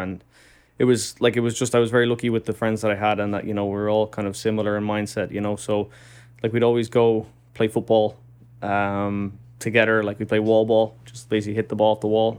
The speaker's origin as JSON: {"language": "English", "town": "Dublin", "region": "Leinster", "country": "Ireland", "tie": "born or raised there", "moved": "as an adult", "lives_now": "New York, United States", "said": "I'm from Dublin in Ireland. And, uh, I was very lucky just growing up. It's a, it's a good city to grow up"}